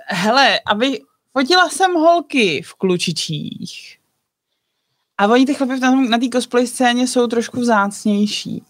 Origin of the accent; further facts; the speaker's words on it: Bohemia, Czechia; u nás v Čechách